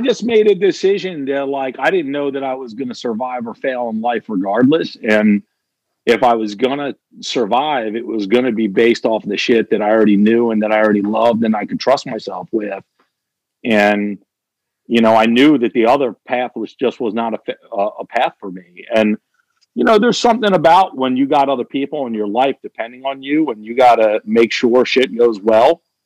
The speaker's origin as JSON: {"language": "English", "town": "Kennett Square", "region": "Pennsylvania", "country": "United States", "tie": "born or raised there", "said": "my hometown of Kennett Square"}